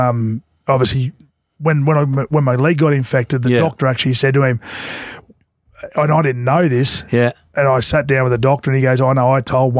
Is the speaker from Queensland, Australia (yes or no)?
yes; Queensland, Australia; moved away; because I was from Queensland